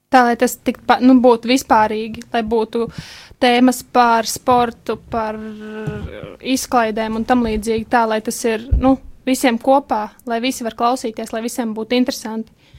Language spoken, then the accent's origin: Latvian; Rūjiena, Valmiera Municipality, Latvia; mēs nākam no Rujens